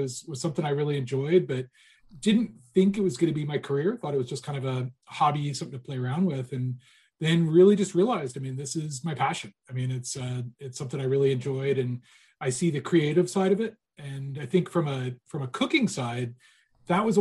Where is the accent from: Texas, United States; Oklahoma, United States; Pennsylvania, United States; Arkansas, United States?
Pennsylvania, United States; Kutztown; moved away; I grew up in a college town. My dad's a college professor. And so kind of always had been in that little college town in Pennsylvania, in Kutztown, and grew up through high school